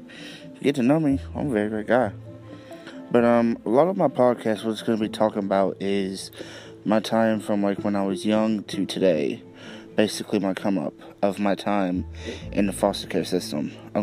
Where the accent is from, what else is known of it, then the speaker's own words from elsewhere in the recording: Charleston, West Virginia, United States; I am 21 years old. I am from Charleston, West Virginia area.